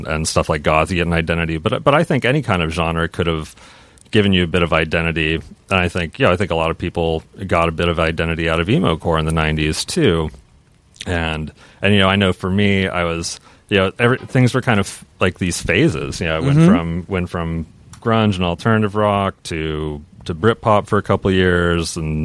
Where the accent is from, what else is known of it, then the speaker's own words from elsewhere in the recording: Seattle, Washington, United States; growing up in Seattle, right around when grunge was blowing up. That was when I was about 11, you know, years old.